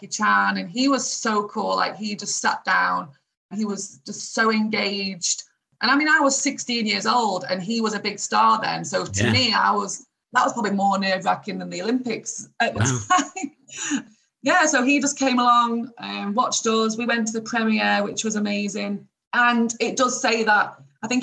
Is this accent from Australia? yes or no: no; Doncaster, Yorkshire and the Humber, United Kingdom; I'm from Doncaster. I'm from this little town in England.